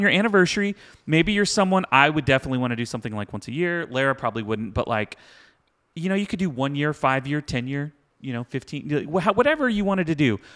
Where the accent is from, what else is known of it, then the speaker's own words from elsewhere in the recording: Houston, Texas, United States; I grew up in Houston, like, two-stepping